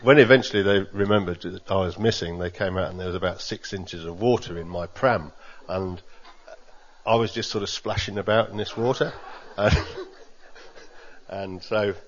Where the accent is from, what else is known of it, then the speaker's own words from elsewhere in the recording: England, United Kingdom; I grew up in England